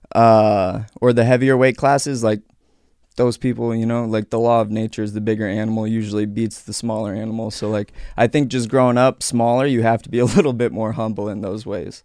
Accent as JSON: {"language": "English", "town": "Aurora", "region": "Colorado", "country": "United States", "tie": "born or raised there", "said": "I grew up in Aurora, Colorado"}